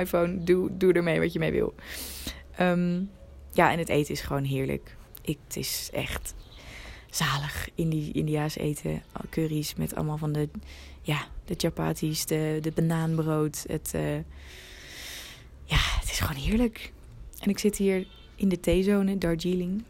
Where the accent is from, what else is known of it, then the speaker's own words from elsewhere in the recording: Netherlands; als Nederlanders